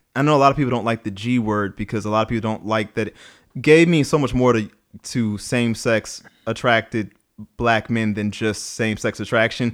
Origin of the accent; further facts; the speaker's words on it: New Orleans, Louisiana, United States; I grew up in New Orleans